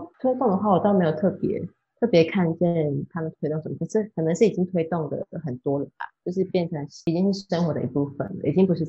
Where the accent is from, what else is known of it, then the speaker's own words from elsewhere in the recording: Taiwan; moved away as an adult; also born or lived in Australia; now in Netherlands; 首先知道我是台湾人的时候